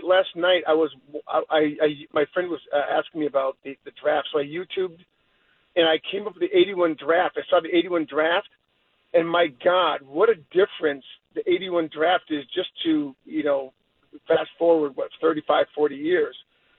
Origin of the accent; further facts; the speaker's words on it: Detroit, Michigan, United States; I'm from Detroit.